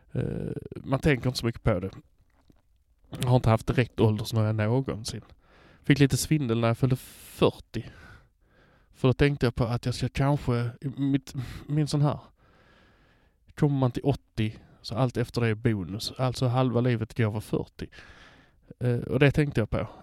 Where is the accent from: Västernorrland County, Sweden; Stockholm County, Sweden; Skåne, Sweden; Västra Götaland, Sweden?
Skåne, Sweden; Hör; also born or lived in Malmö; jag kommer från Hör